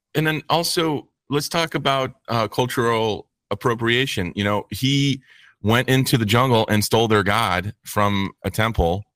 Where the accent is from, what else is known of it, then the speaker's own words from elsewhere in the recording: United States; being in America, we're American-centric